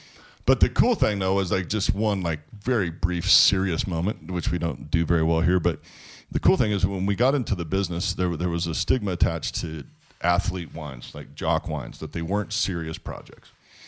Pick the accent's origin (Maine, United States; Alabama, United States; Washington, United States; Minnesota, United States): Washington, United States; I grew up in Washington State